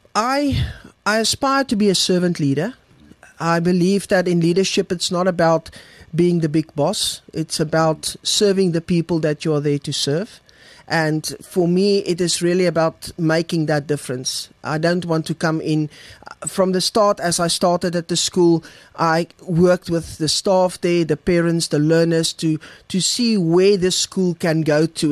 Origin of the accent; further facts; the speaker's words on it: Bloemfontein, Free State, South Africa; moved away as an adult; also born or lived in Kroonstad / Viljoenskroon; I'm born and bred in the Free State. Um, coming, born in Bloemfontein, school there, university there